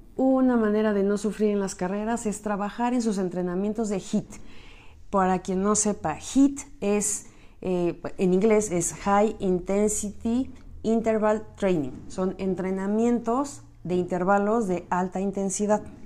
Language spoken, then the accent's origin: Spanish; Michoacán, Mexico; now in Mexico City, Mexico; yo soy de Occidente, bueno, soy de Michoacán, pero pues ya está, o sea, ya estoy muy cerca de Guadalajara, entonces mucho de lo que se come en Guadalajara también llegaba a mí, a mi pequeño terruño